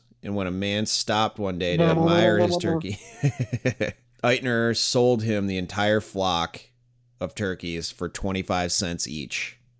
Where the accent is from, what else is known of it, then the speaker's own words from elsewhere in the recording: small town upstate New York, United States; small town upstate New York.